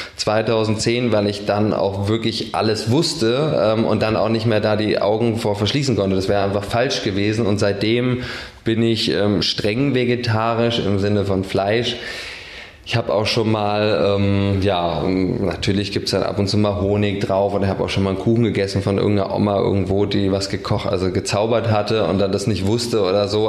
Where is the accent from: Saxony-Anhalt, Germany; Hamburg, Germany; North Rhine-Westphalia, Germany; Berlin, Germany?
Berlin, Germany; also born or lived in Spandau, Berlin; ich bin nicht in Dahlem geboren, sondern weiß nicht, irgendwo in Spandau und bin in Charlottenburg groß geworden